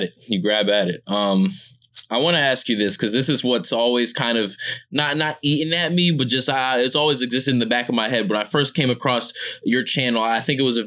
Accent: Georgia, United States; also born or lived in New Jersey; I actually moved to Georgia very early on

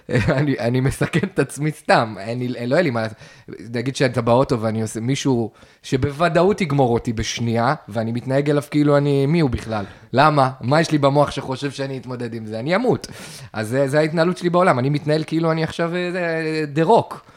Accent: Kiryat Ata, Haifa District, Israel; also born or lived in England; אני הייתי באזור יחסית סדר, ויש אזורים פגרים ב, בקריית אתא.

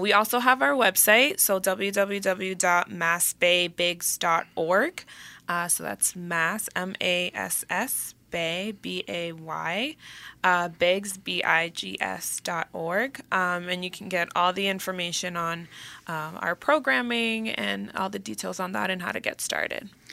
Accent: Dominican Republic; first language Spanish; English is a second language; moved away; I was born in the Dominican Republic, so my native language is Spanish

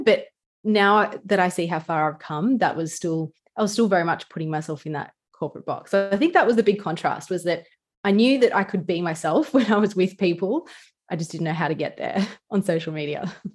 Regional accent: Newcastle, New South Wales, Australia; accent: bogan or ocker; sometimes I can be a little bit, um, bogan or ocker with the way I talk, like I'm from Newcastle.

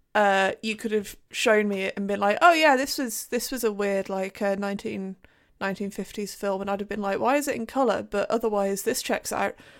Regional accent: United Kingdom; as a Brit

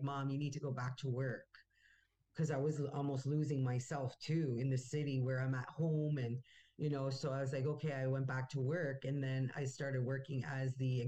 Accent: Wikwemikong reserve, Ontario, Canada; moved away as an adult; now in Toronto, Canada; I was born here in Toronto, and my parents lived here till I think I was 5 or 6 years old, and then we went back to the reserve.

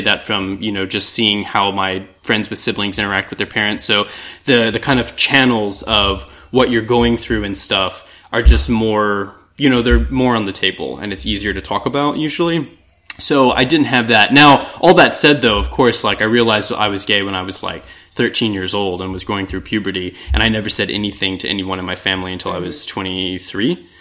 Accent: Texas, United States; growing up in Texas

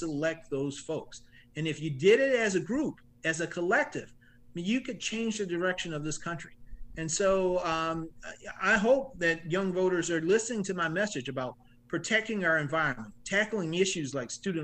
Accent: Orangeburg, South Carolina, United States; I grew up here in South Carolina. I grew up in Orangeburg

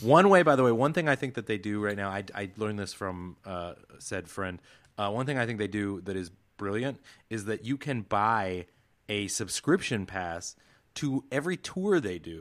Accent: the Northwest, Pacific Northwest, United States; I had a lot of friends growing up in the Northwest

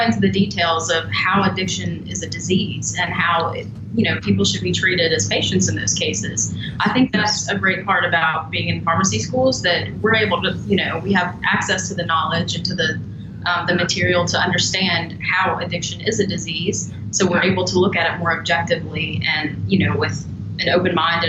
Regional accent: West Virginia, United States; now in East Tennessee, United States; I'm actually originally from West Virginia.

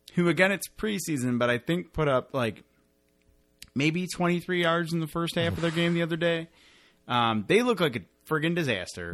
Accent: Detroit, Michigan, United States; we are from Detroit

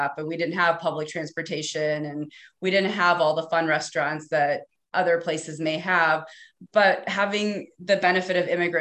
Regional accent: Fargo, North Dakota, United States; moved away; also born or lived in Minneapolis; I grew up in an immigrant family in a predominantly non-immigrant community

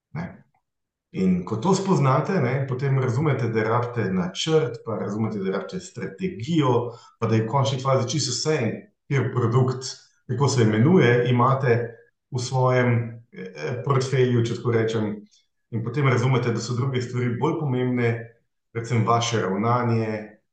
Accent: Hrastnik, Zasavje, Slovenia; moved away as an adult; also born or lived in Maribor; now in Ljubljana, Slovenia; izhajam iz Zasavja, iz Hrastnika

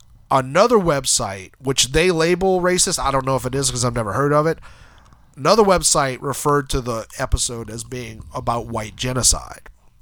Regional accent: New Orleans, Louisiana, United States; we're from New Orleans.

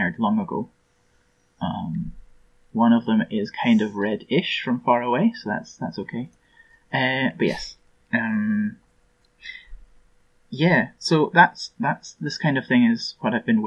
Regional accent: Scotland, United Kingdom; I'm from Scotland.

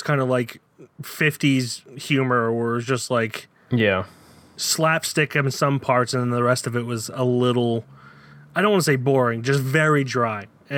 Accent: the area of Mare of Easttown, Pennsylvania, United States; we're from the area, my accent just got thicker reading

